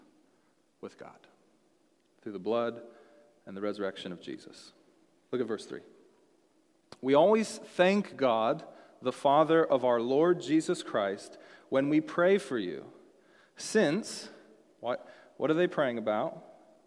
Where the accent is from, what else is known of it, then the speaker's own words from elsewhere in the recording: Seattle, Washington, United States; moved away; also born or lived in Texas; I was from Seattle